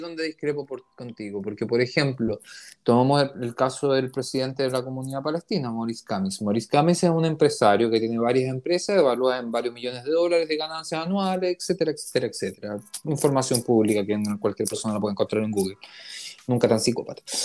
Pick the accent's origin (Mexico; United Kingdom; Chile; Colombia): Chile; now in Israel; nosotros somos una comunidad chilena en Israel